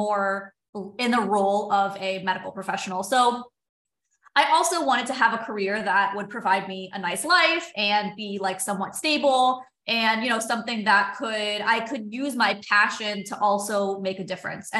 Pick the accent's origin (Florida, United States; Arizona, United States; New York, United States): Florida, United States; South; moved away as an adult; also born or lived in San Diego / Los Angeles; I grew up in South Florida